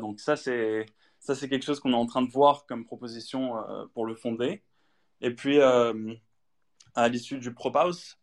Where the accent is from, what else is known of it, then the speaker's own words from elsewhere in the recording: Paris, Île-de-France, France; also born or lived in United Kingdom; français, français. Je suis né à Paris, en fait, mais ma mère, est américaine